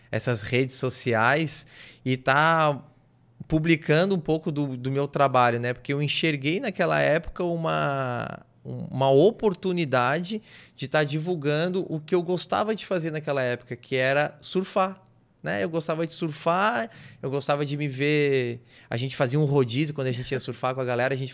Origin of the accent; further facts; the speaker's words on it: Brasília, Federal District, Brazil; born there; now in Garopaba, Brazil; Que eu nasci em Brasília. O, a minha mãe é daqui de Garopaba, né?